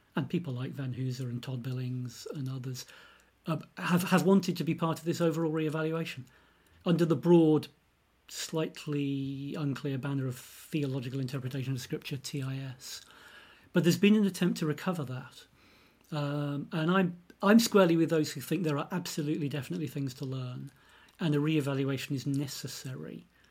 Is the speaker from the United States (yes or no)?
no; United Kingdom; I'm British. Um, lived all my life in the U K